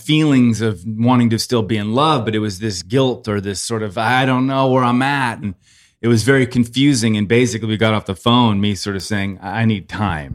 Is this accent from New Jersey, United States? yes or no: no; Los Angeles, California, United States; I'm forty-six, born and raised Los Angeles.